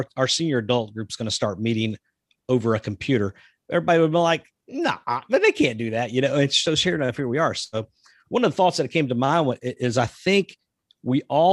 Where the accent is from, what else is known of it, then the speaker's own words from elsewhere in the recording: the South, United States; also born or lived in Texas; now in Georgia, United States; I'm from the South